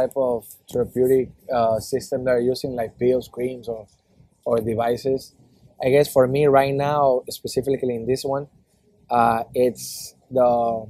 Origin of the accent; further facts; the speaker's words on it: Ecuador; moved away as an adult; I come from South America. I was like second in command in graphic designer in a TV channel